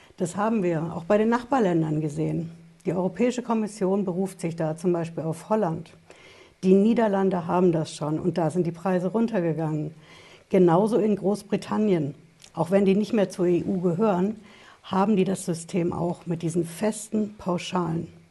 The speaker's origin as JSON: {"language": "German", "country": "Germany", "said": "Bei uns in Deutschland"}